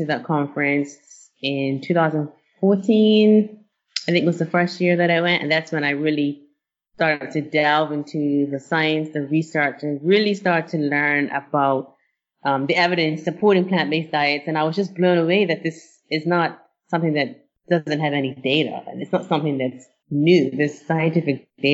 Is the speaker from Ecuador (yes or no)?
no; Bermuda; now in United States; And I grew up in Bermuda